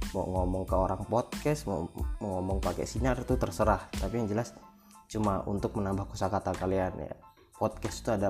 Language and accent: Indonesian; Lampung, Indonesia; Aku juga nggak tahu sih jalan mana soalnya aku nih orang Lampung jadi aku nggak nggak terlalu nggak terlalu ngerti lah gimana itu dan mogot segala macem.